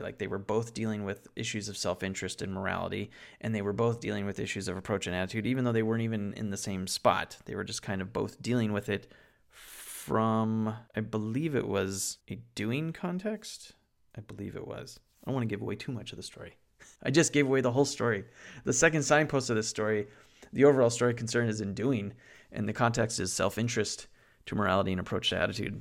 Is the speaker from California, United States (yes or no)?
yes; Santa Clarita, California, United States; my hometown of Santa Clarita in Valencia, New Hall